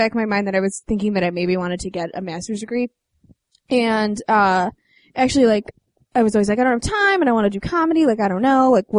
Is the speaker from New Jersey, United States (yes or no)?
no; Evergreen Park, Illinois, United States; I'm from Evergreen Park, which is southwest.